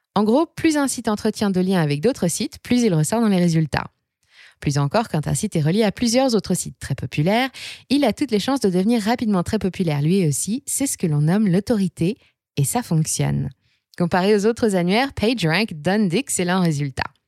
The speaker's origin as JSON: {"language": "French", "country": "France", "said": "chez nous en France"}